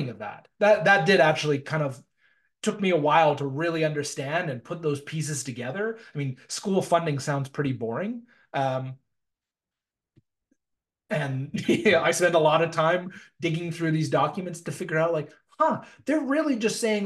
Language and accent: English; North Vancouver, British Columbia, Canada; moved away as an adult; also born or lived in Ontario / London, United Kingdom / Calgary; now in Winnipeg, Canada; I was born and raised in North Vancouver, in British Columbia